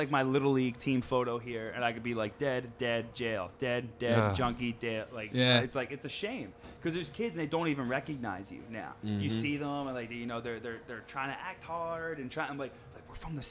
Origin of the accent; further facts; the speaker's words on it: Philadelphia, Pennsylvania, United States; I grew up in Bridesburg